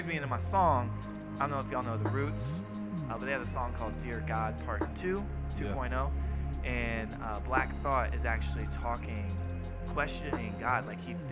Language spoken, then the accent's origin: English; Jacksonville, Florida, United States; I grew up in Jacksonville, and if you can imagine going to a private school